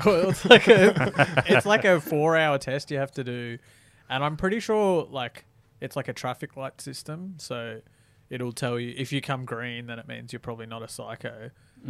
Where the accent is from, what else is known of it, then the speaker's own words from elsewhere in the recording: Victoria, Australia; moved away; I'm from Victoria originally